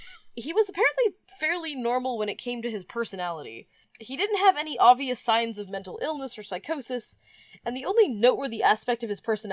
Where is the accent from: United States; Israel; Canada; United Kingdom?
Canada; growing up in Canada, that was my only real exposure to French people